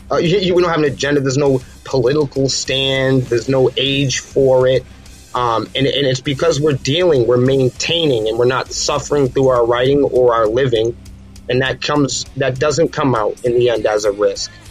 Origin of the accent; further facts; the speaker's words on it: Manchester, New Hampshire, United States; again, we're from Manchester, New Hampshire, and that's a that's a very big town. It's a very dense, small town um, in southern New Hampshire.